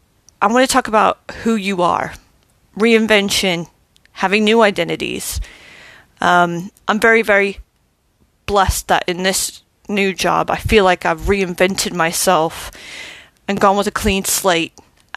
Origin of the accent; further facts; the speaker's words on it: Germany; born there; also born or lived in Arkansas; I was born in Germany, lived here, there, and everywhere, but I recognize Arkansas as my home because that's where my family live.